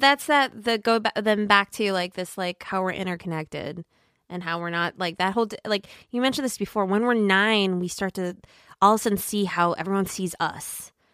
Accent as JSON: {"language": "English", "region": "Minnesota", "country": "United States", "said": "I'm from Minnesota"}